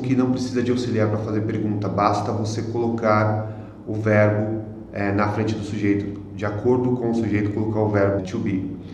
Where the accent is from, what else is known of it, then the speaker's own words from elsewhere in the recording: Brazil; Eu sou brasileiro.